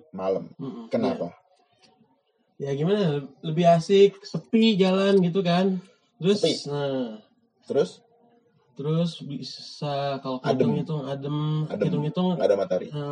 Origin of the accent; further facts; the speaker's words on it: Jakarta, Indonesia; karena macet, kita kan dari Jakarta ya iya.